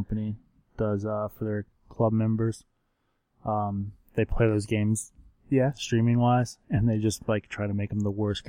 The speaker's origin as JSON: {"language": "English", "town": "Cincinnati", "region": "Ohio", "country": "United States", "said": "We are from the Cincinnati area, if anybody was not familiar with that. So a little south from us, Cynthiana, Kentucky."}